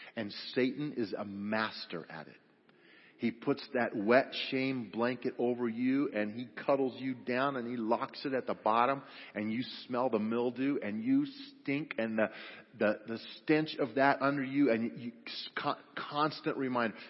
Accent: Grand Junction, Colorado, United States; I grew up over on the West Slope at Grand Junction and, and uh, graduated from Grand Junction High School

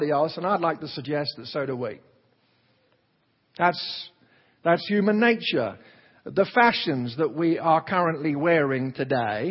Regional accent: Alabama, United States; I speak this way because where I was raised in Alabama, I heard people constantly talking like this.

